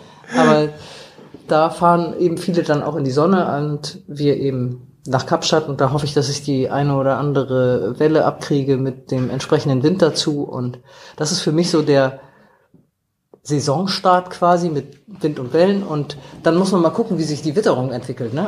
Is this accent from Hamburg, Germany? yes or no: yes; Hamburg, Germany; wir Hamburger